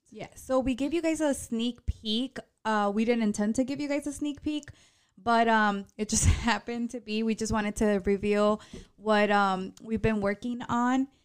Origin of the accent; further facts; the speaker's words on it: Chicago, Illinois, United States; accent: paisa; also born or lived in Zacatecas, Mexico; I was born in Chicago, but I might as well been born in Zacatecas